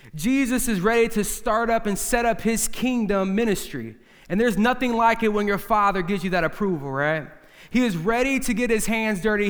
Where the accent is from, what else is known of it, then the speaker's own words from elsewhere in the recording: United States; we're all from the Quad City area.